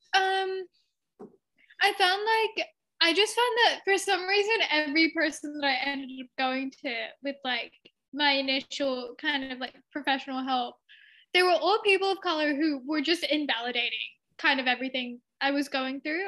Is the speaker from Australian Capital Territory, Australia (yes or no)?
no; Sydney, New South Wales, Australia; also born or lived in India (ancestry); my family is from India, um, and I was born and raised in Australia.